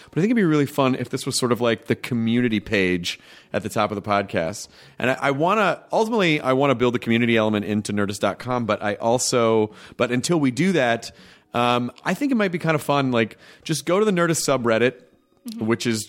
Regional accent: Miami, Florida, United States; Well, see, when I grew up in Miami, my mom grew up in Miami, and I lived in Miami when I was a kid.

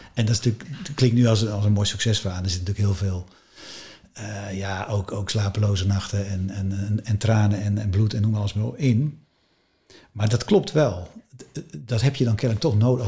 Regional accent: West Friesland, North Holland, Netherlands; ik kom uit West-Friesland, dat is een hartstikke mooi deel van Nederland.

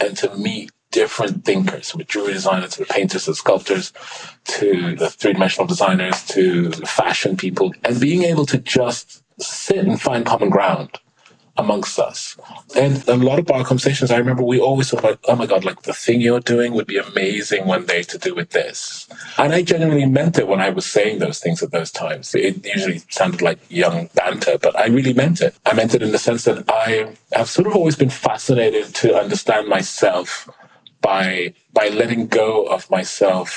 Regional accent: London, United Kingdom; growing up in London as a teenager

